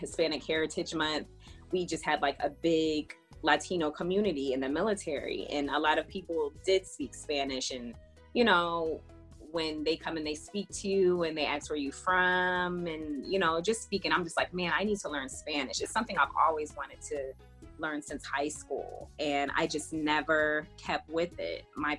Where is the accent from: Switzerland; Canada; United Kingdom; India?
United Kingdom; East of England; moved away as an adult; also born or lived in Germany; now in United States; And at the age of 3 months, my dad got stationed to England, and that is where I was raised. I was raised in England on Lake and Heath Air Force Base. And I left England once I got married at the age of 25.